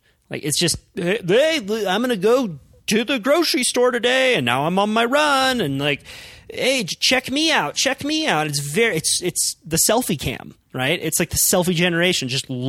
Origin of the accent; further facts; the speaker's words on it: Santa Cruz, California, United States; which is where I grew up in Santa Cruz